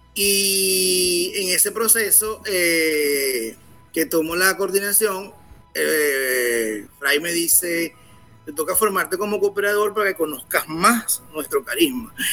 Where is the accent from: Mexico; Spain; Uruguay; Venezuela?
Venezuela; soy venezolano